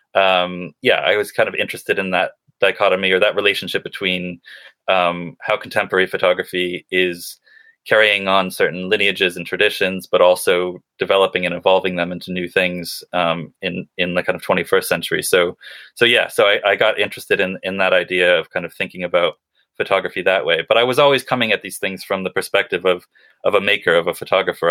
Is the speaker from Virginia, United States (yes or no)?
no; Western Massachusetts, United States; now in United Kingdom; I grew up in New England in kind of Western Massachusetts